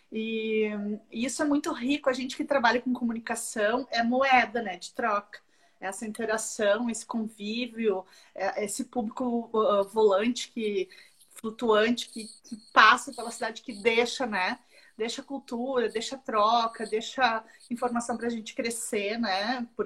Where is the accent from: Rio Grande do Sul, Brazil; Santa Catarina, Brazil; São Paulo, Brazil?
Rio Grande do Sul, Brazil; Canela; also born or lived in Porto Alegre; eu nasci em Porto Alegre, mas eu vim morar aqui com três anos, então eu me considero canelense, gramadense, eu vim morar em Canela.